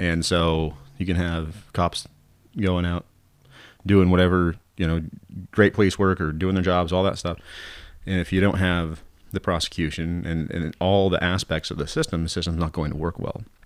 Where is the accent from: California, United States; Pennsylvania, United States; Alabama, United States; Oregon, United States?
Oregon, United States; Southern; Southern Oregon people are trying to really, truly be Southern Oregon people